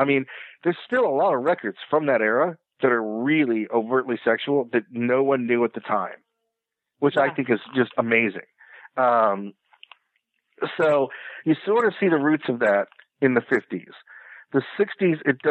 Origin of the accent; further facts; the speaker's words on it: the Bible Belt, United States; growing up in the Bible Belt